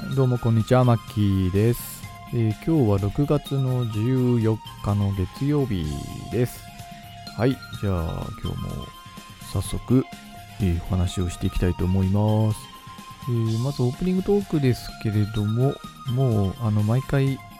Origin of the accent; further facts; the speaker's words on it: Kitami, Hokkaido, Japan; 私のあの生まれ故郷のあの北見市っていうね